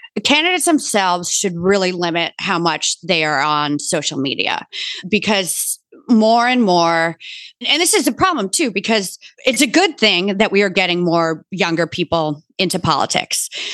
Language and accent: English; Bronxville, New York, United States; I grew up in Bronxville, New York